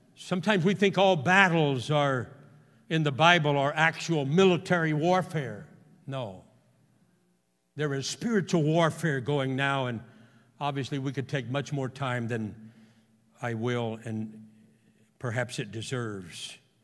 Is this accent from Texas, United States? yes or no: yes; Houston, Texas, United States; he and I grew up together in Houston